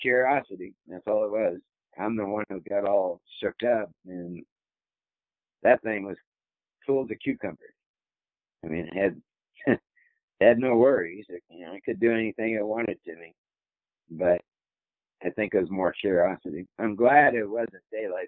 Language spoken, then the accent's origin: English; Tennessee, United States; I'm from Tennessee.